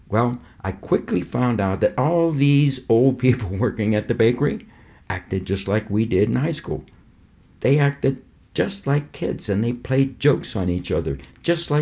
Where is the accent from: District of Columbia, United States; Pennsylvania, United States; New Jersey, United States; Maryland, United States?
Pennsylvania, United States; New Kensington; my hometown of New Kensington, 18 miles north of Pittsburgh on the Allegheny River